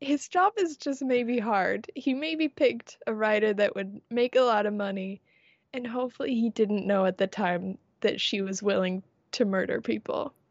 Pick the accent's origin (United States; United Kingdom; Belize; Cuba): United States; I am American